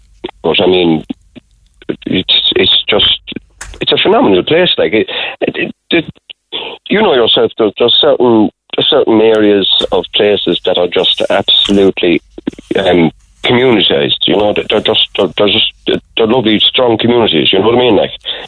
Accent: Ireland; now in Oula, Ireland; I'm originally from Artrinan.

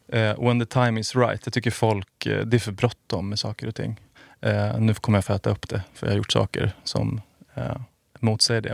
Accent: outside Stockholm, Stockholm County, Sweden; also born or lived in Skärholmen; jag är född utanför Stockholm. Har bott eh, utanför Stockholm, flyttat in till Kungsholmen nu.

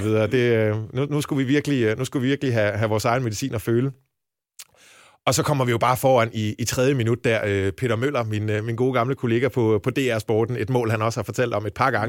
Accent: Jutland, Denmark; moved away as an adult; now in Copenhagen, Denmark; jeg er jyde oprindelse

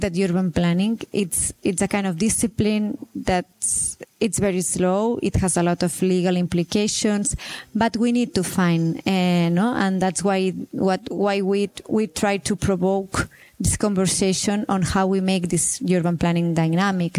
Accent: Barcelona, Catalonia, Spain

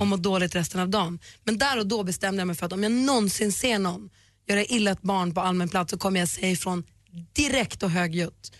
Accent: Luleå, Norrbotten County, Sweden; jag kommer från Luleå, att man är uppvuxen i en småstad

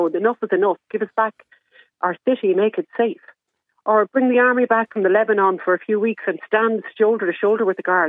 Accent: Dublin, Leinster, Ireland; moved away; I'm from Dublin 7 originally

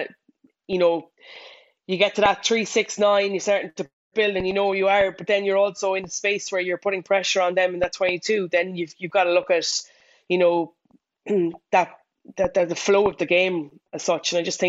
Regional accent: Ireland; as an Irish rugby fan, you've got to feel very disappointed for Leinster. But as a Munster fan, you've got to be delighted

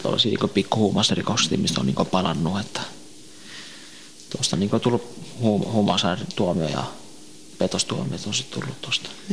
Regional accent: Tampere, Pirkanmaa, Finland; also born or lived in Northern Iraq (ancestry); now in Helsinki, Finland; mä oon syntynyt Suomessa, mutta mä oon niin lähikotoisin niin äh, Lähi-idästä päin, tuo kur, Irakin kurdi

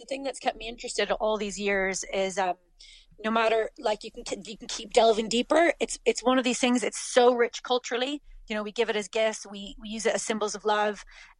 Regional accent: Canada; moved away as an adult; now in Clonakilty, Ireland; Canada originally, yeah. We've been in West Cork, been in Clonakilty for 12 years now.

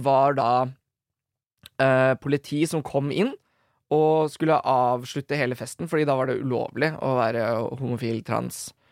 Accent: Drammen, Buskerud, Norway; jeg er fra Drammen

